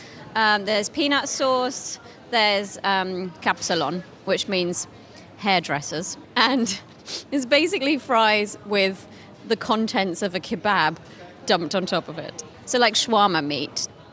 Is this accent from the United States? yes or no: no; United Kingdom; now in Netherlands; being a British person